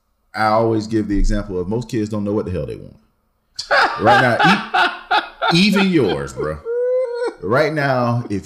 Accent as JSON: {"language": "English", "country": "United States", "said": "What opened my eyes to me as an American"}